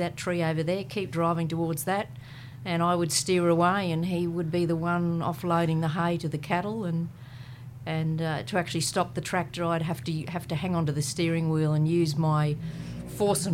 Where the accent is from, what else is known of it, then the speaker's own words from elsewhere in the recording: Kingaroy, Queensland, Australia; I was born in Kingaroy and brought up on a property, a farming property.